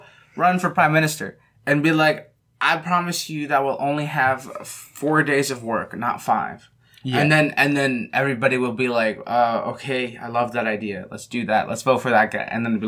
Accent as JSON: {"language": "English", "country": "Canada", "said": "I'm just some guy from Canada."}